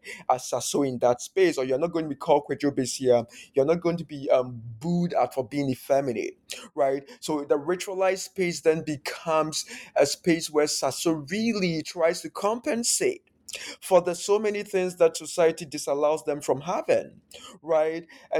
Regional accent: Ghana; So growing up in Ghana, this project really then somehow also allowed me to time travel into the past

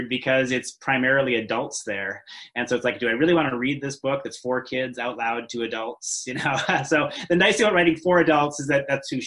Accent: England, United Kingdom; we're English people, so we don't really know

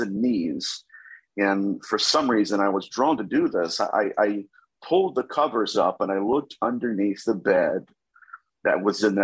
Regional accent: Dayton, Ohio, United States; I am from Dayton, Ohio, so I'm a Buckeye

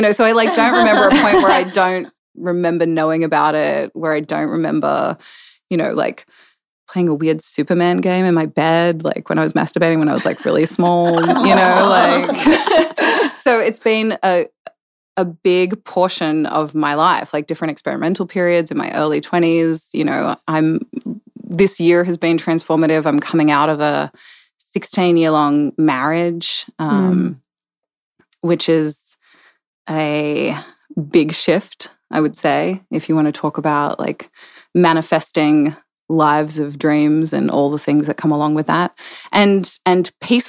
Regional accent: Australia; moved away; I am. I'm originally from Australia. From my dad was in the military, so a little bit all over down there, all over down under.

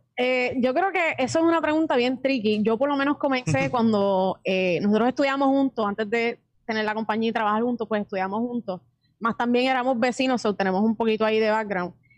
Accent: Puerto Rico; somos puertorriqueños

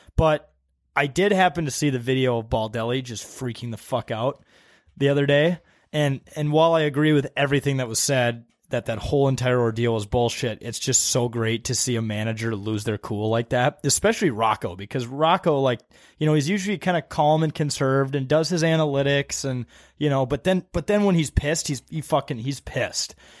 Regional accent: Wisconsin, United States; I grew up in Wisconsin

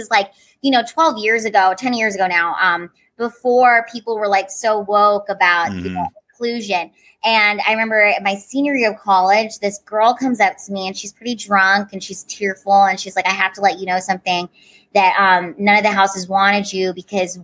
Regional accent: Washington, United States; also born or lived in Honolulu, Hawaii; I grew up in Washington State

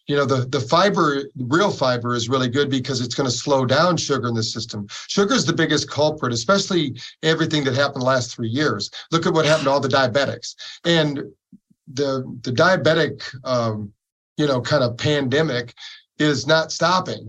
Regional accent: Battle Creek, Michigan, United States; We grew up in Battle Creek, Michigan

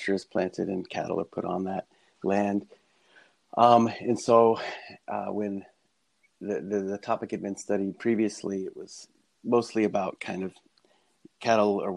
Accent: Texas, United States; moved away; I grew up in Texas

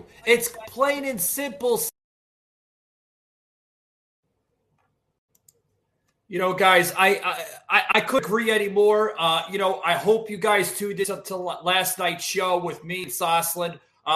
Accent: Georgia, United States; my home state here in Georgia, which is not too far from, you know, where I currently reside.

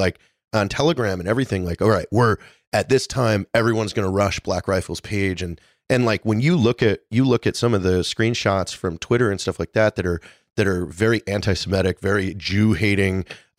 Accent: Pacific Northwest, United States; I'm from the Pacific Northwest.

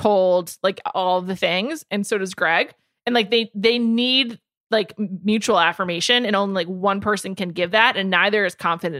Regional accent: New York City, New York, United States; moved away as an adult; also born or lived in Los Angeles; I moved back to be near my parents during the pandemic, too, but I'm from New York City

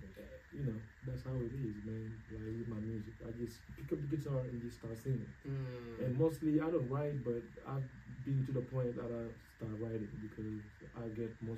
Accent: Senegal; moved away as an adult; now in Seattle, United States; I'm from West Africa, like you said, Senegal.

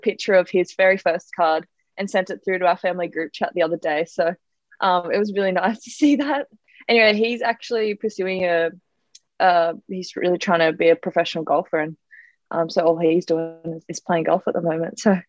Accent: Wingham, New South Wales, Australia; I grew up in a little small town on the mid-north coast called Wingham. And yeah, I grew up just outside of Wingham on a little bit of a farm. My dad's a farrier. And so we were always surrounded by horses

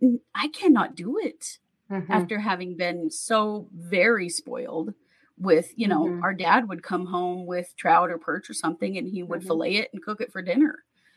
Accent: Pacific Northwest, United States; I'm originally from the Northwest and grew up on fresh fish.

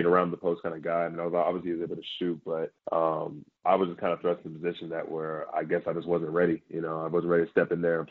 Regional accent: Bedford, Texas, United States; I come from the Hirschville, Bedford area.

